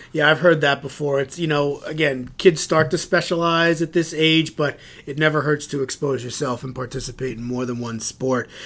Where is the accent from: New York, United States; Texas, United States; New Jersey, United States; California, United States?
New York, United States; Suffern; I grew up here in Suffern